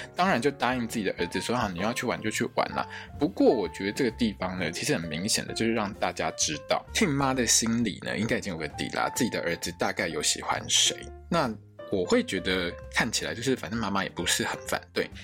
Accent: Taiwan; 我们台湾人

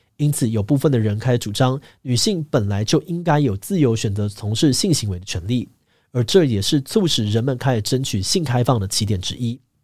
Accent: Taiwan; 我们台湾人

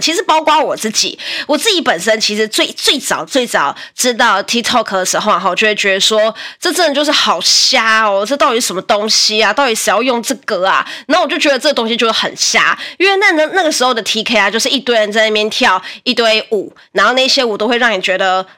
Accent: Taiwan; 我们台湾人

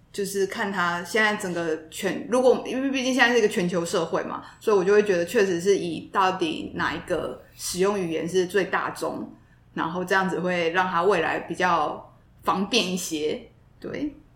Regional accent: Taiwan; accent: Taiwanese Mandarin; first language Mandarin; 真的是台湾国语啦

